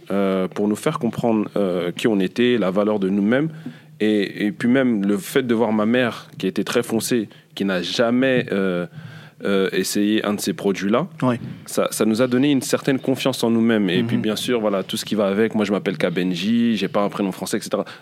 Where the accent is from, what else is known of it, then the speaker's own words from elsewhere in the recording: DR Congo; moi, je suis congolais, mais d'origine, enfin, donc la tribu, on, nous appelle les Moulouba.